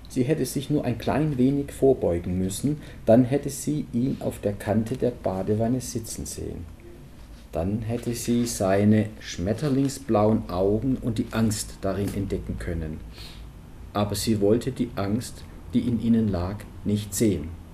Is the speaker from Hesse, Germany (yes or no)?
no; Swabian Jura, Baden-Württemberg, Germany; accent: Swabian; moved away as an adult; now in Munich, Germany; ich bin ja selber in, auf den Filtern nicht aufgewachsen, sondern auf der Schwäbischen Alb und jetzt dann auch schon immerhin 18 Jahre in München.